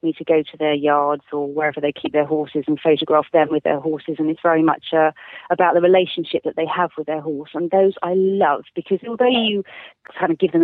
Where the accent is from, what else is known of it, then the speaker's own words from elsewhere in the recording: Scotland, United Kingdom; I am Scottish